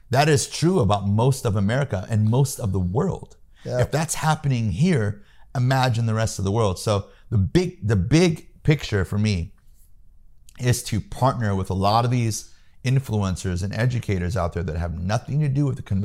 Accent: Peoria, Illinois, United States; moved away; I'm from Peoria, Illinois. Yeah. I was born and raised in the Midwest.

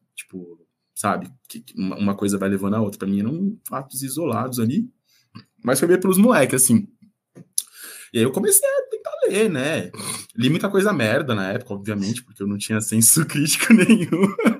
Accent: São Paulo, Brazil; eu nasci na Vila Guafunda, é, zona sul de São Paulo

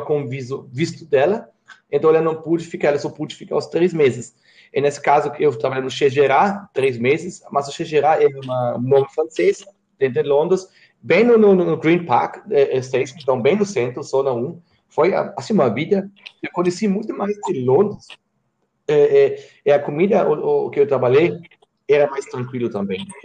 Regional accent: Germany; Portuguese is a second language; moved away as an adult; also born or lived in Italy; now in Brazil; eu sou alemão

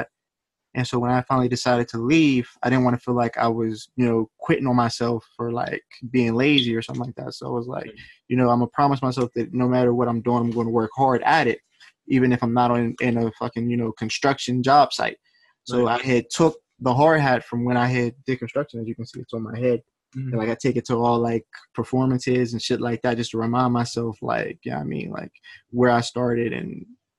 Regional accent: Clairton, PA, Pennsylvania, United States; also born or lived in Baldwin, Pennsylvania / Jeannette, Pennsylvania / Pittsburgh, Pennsylvania; I'm from Clare, MPA. Grew up there, lived there from about, I'll say, kindergarten to like fifth grade

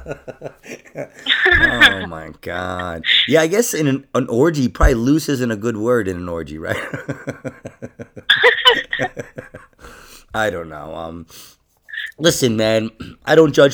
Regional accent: New York, United States; I'm from New York.

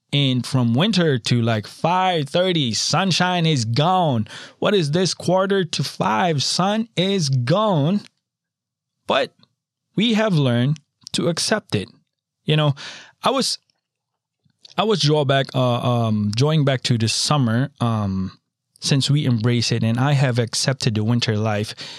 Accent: Philippines; moved away; I'm a tropical boy. I was born in the Philippines

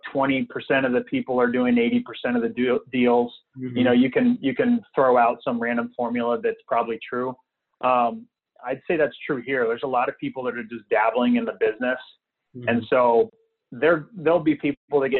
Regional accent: Visalia, California, United States; moved away as an adult; also born or lived in San Francisco; Visalia, my hometown where I'm from, while living in San Francisco.

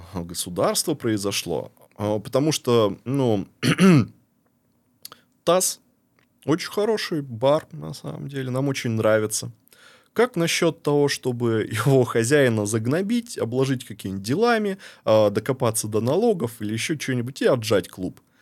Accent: Barnaul, Altai Krai, Russia; moved away as an adult; also born or lived in Saint Petersburg; now in Montenegro; я рос в Барнауле, я реально люблю Барнаул

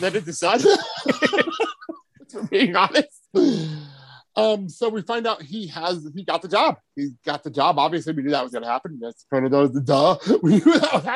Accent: New Jersey, United States; I grew up in New Jersey

